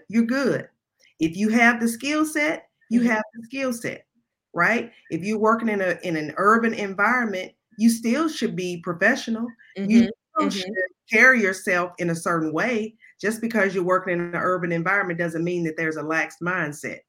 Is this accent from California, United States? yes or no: no; Memphis, Tennessee, United States; I'm from Memphis